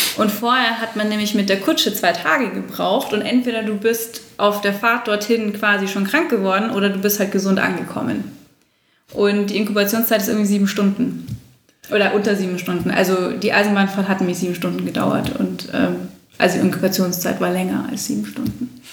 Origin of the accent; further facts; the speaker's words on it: Munich, Bavaria, Germany; als Münchner